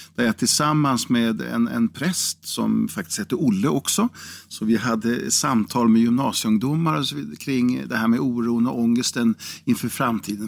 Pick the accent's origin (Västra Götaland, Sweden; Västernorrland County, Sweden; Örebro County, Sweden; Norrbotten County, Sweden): Örebro County, Sweden; Karlskoga; also born or lived in Degerfors; i Karlskoga, eller Degerfors eh, var ju min födelseort